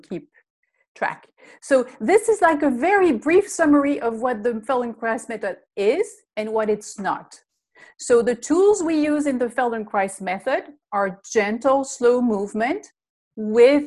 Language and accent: English; Belgium; English is a second language; moved away; I'm originally from Belgium. That's the funny accent that you hear.